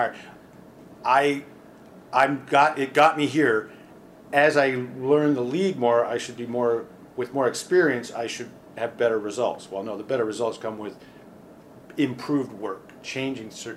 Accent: Southern Ontario, Canada; moved away as an adult; also born or lived in Oshawa, Ontario / Burlington, Ontario / Windsor, Ontario; I grew up in Southern Ontario, moving up and down the 401, Oshawa, Burlington, and Windsor

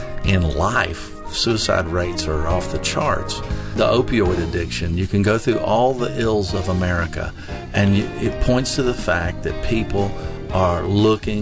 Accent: New Orleans, Louisiana, United States; also born or lived in Texas; now in Tennessee, United States; I was born in Texas and raised in New Orleans, Louisiana

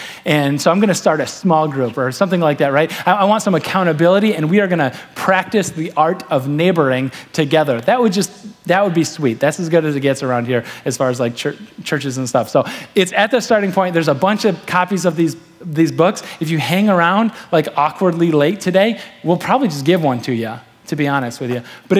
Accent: Manistee, Michigan, United States; I'm from Manistee.

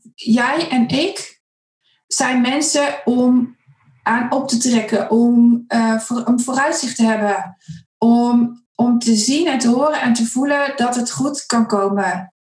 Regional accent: Zutphen, Gelderland, Netherlands; also born or lived in Winterswijk; ik kom uit Winterswijk. Ik, daar ben ik geboren, ik ben er niet opgegroeid. Uh, ik ben opgegroeid in Zutphen

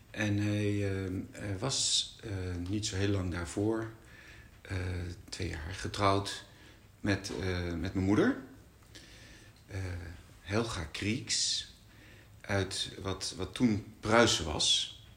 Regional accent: Brussels, Brussels-Capital Region, Belgium; en ik ben in Brussel geboren en getogen. Als oudste.

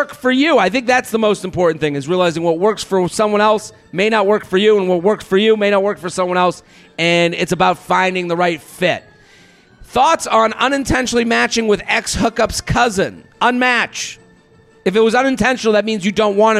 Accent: United States; I'm an American

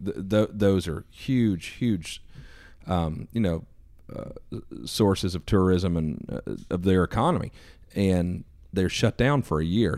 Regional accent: East Coast, United States; I was a kid from the East Coast

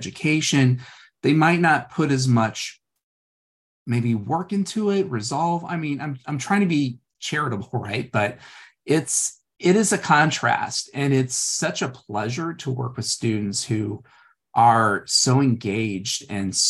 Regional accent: St. Louis, Missouri, United States; I'm from St. Louis, very blue collar family

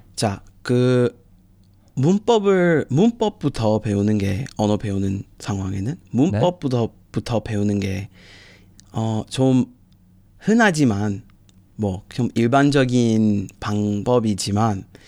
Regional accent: United States; Korean is a second language; moved away as an adult; now in Busan, South Korea

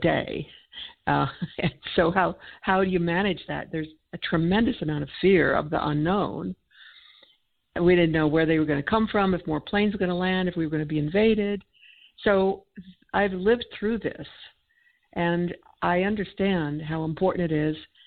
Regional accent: United States; I'm an American

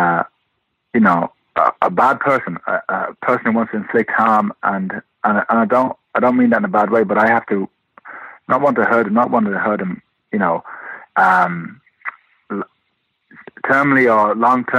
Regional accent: London, United Kingdom; moved away; also born or lived in Limerick, Ireland / Detroit, United States; I was born in London and started boxing in the Repton Amateur Boxing Club, which is in East London, Bethnal Green

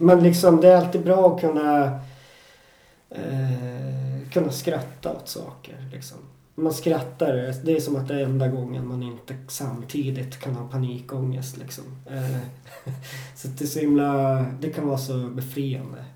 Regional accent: Jokkmokk, Norrbotten County, Sweden; moved away; also born or lived in Stockholm; i Jokkmokk, där jag är uppvuxen

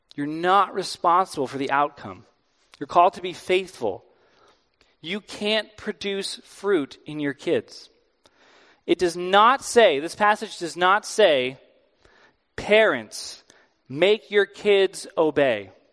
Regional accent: East Coast, United States; I'm from the East Coast.

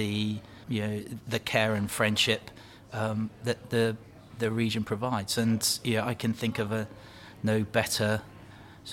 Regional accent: Plymouth, South West England, United Kingdom; I grew up in Plymouth, went to the local primary school

